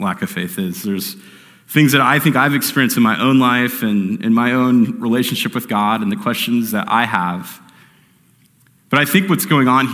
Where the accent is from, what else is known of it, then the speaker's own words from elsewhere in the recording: Phoenix, Arizona, United States; I grew up here in Phoenix